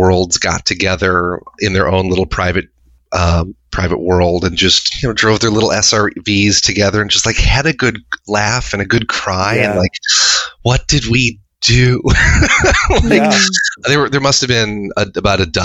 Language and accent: English; Chicago, Illinois, United States; I grew up here in Chicagoland.